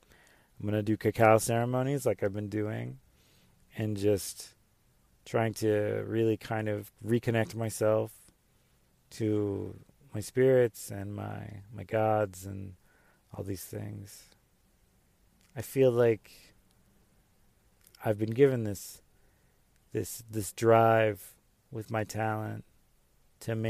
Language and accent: English; the South, United States; growing up in the South